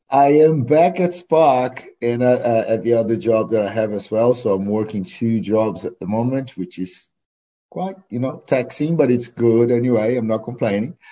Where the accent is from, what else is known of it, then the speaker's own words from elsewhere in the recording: Porto Alegre, Rio Grande do Sul, Brazil; English is a second language; also born or lived in Canoas; now in New Zealand; I was born in Porto Alegre